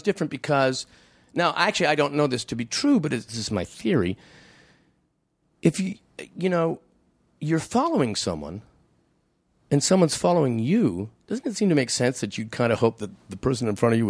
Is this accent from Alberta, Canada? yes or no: no; Hamilton, Ontario, Canada; there was a guy I knew on this when I grew up in Hamilton.